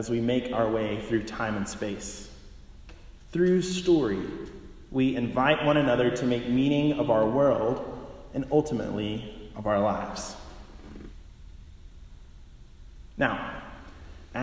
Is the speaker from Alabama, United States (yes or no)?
yes; Pintlala, Alabama, United States; moved away as an adult; now in San Anselmo, United States; I grew up outside of Montgomery, Alabama, in a small rural town named Pentlala